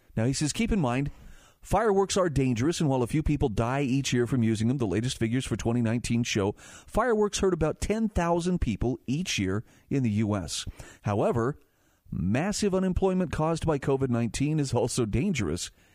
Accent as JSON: {"language": "English", "region": "Utah", "country": "United States", "tie": "born or raised there", "said": "my home state of Utah"}